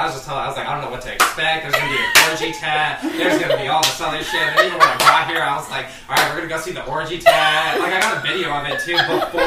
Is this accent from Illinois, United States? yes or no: no; Denver, Colorado, United States; also born or lived in La Jolla, California; Well, I was born in California, in La Jolla, and then I grew up in Denver. I also traveled around a lot.